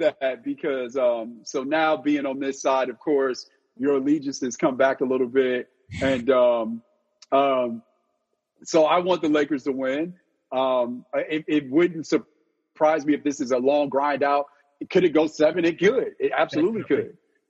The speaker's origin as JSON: {"language": "English", "region": "California", "country": "United States", "tie": "born or raised there", "also_born_or_lived": "St. Louis, Missouri", "said": "growing up in California"}